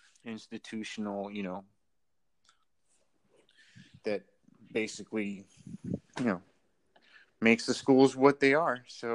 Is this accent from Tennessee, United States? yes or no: no; San Diego, California, United States; now in Los Angeles, United States; I came out from San Diego to LA to I was living out of my car and everything.